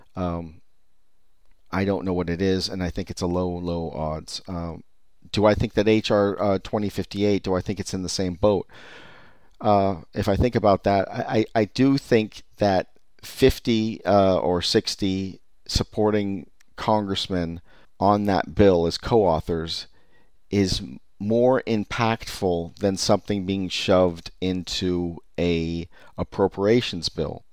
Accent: California, United States; I'm from California

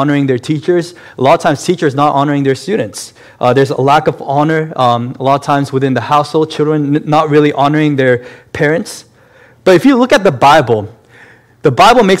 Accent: South Korea; moved away; also born or lived in Massachusetts, United States; I was born in Massachusetts, but at the same time, my family moved back to South Korea, and I spent a good number of years in South Korea as a child.

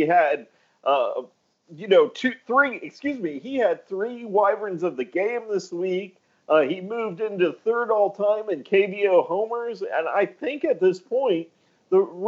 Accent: Houston, Texas, United States; you and I grew up in Houston

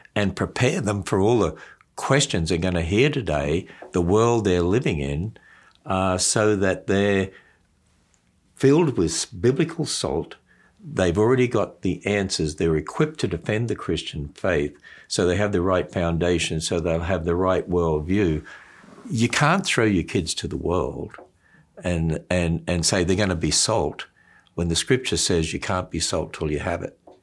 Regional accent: Australia; when I was brought up in Australia, um, we were transferred, because my father's a teacher, to different country towns

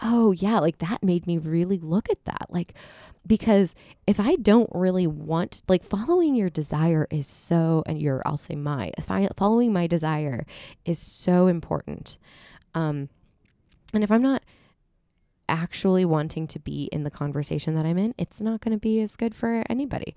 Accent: two hours from Redlands, California, United States; born or raised there; also born or lived in Seattle; now in Los Angeles, United States

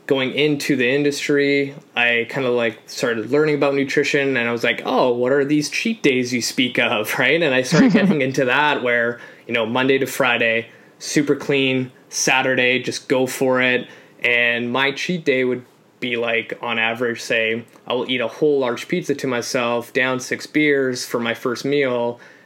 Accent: Canada; also born or lived in Poland; So I'm an immigrant. So I came to Canada from Poland at 3

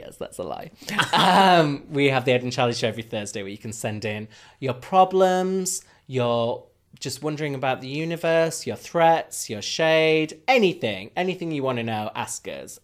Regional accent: Huddersfield, Yorkshire and the Humber, United Kingdom; moved away; we're both from Huddersfield

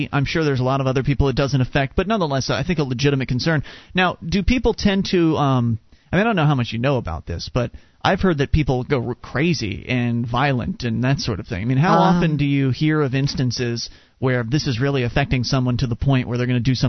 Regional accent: Florida, United States; Well, I moved from Florida. It's not that cold. It gets cold, but it's not as bad as you might think it is. So that one's easy to blow out of the water, because then I can just say, well, I'm from Florida.

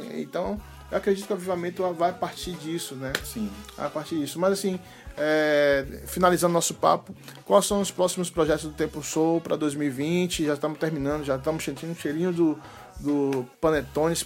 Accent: Salvador, Bahia, Brazil; minha terra, Salvador

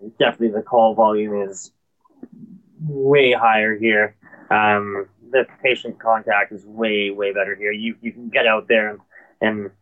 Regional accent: Oliver, British Columbia, Canada; Born and raised in Oliver

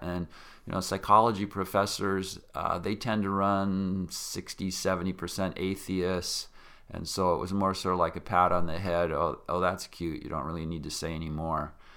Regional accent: Yakima, Washington, United States; I grew up in Yakima, Washington

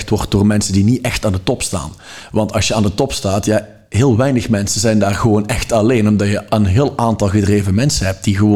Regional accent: Belgium; now in Netherlands; Ja, dat klopt, maar ik kom wel degelijk uit België.

